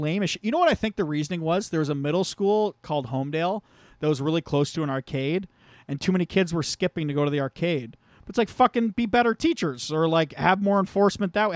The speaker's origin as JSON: {"language": "English", "town": "St. Thomas", "region": "Ontario", "country": "Canada", "tie": "born or raised there", "said": "there used to apparently be a bunch of strip clubs in my hometown, but they all got shut down because, uh, Saint Thomas passed a bylaw"}